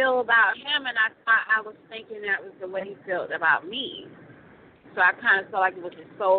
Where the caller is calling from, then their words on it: Florida, United States; I'm called from Florida.